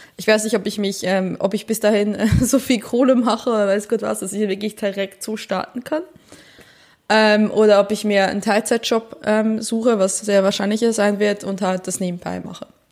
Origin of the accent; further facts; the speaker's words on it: Switzerland; now in Germany; ich bin eine Schweizerin, die in Deutschland lebt